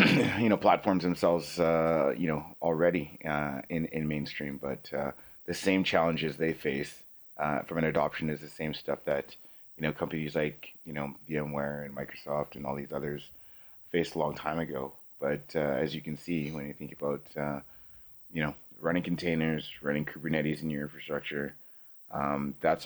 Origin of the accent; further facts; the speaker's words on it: Canada; we're from Canada